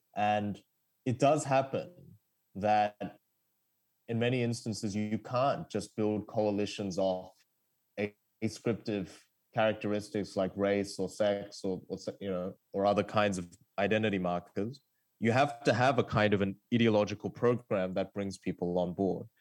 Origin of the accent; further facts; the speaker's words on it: Australia; English is a second language; also born or lived in South Korea; I moved to Australia as a kid from South Korea and I didn't speak English.